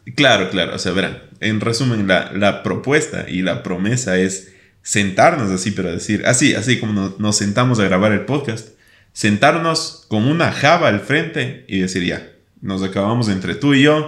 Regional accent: Ecuador; como buen ecuatoriano

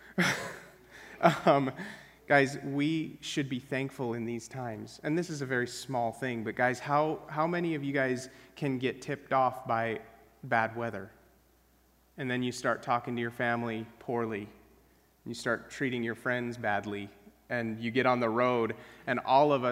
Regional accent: Wyoming, United States; moved away; I grew up in Wyoming where things are dry as dirt

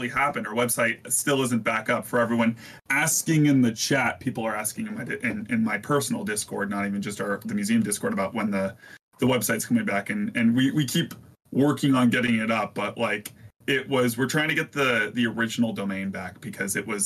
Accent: Virginia, United States; moved away as an adult; now in Ohio, United States; I'm from Virginia and I recently moved to Ohio.

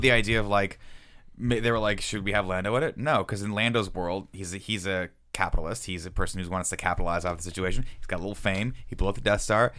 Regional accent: United States; being American

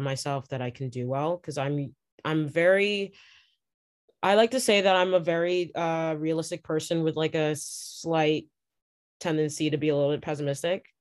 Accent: Toronto, Ontario, Canada; I'm from Toronto

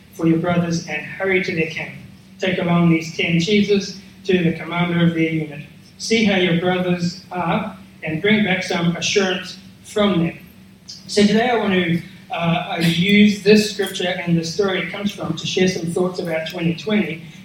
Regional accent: New Zealand; now in Australia; I'm a Kiwi

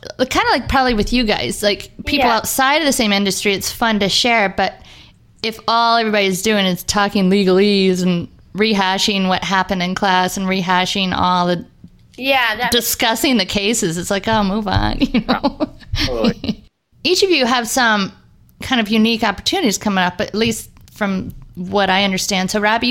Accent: Florida, United States; moved away as an adult; now in Minnesota, United States; I grew up in Florida, and I've been living in Minnesota my whole kids' lives

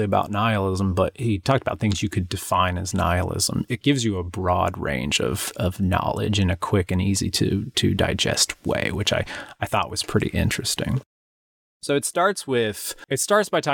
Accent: United States

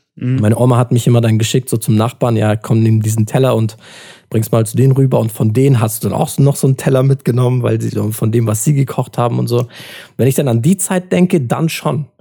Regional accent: Adana, Turkey; moved away; ich komme aus Adana und Adana ist halt vor allem im Sommer, da ist halt bis zu 50 Grad

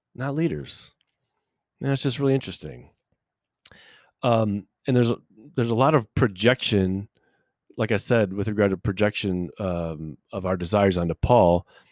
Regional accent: United States; us as American people

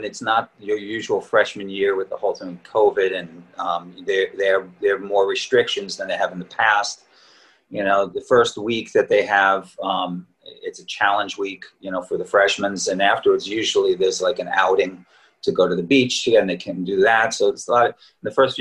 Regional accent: Long Island, New York, United States; moved away; also born or lived in Queens, New York / Boston / Manhattan / Montclair, New Jersey; I was born and raised in New York. I was born in Queens. I lived there till I was 8 years old and grew up on Long Island.

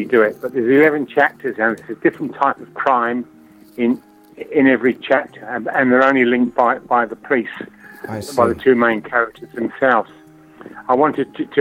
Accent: Tilburg, North Brabant, Netherlands; moved away as an adult; I come from Tilburg.

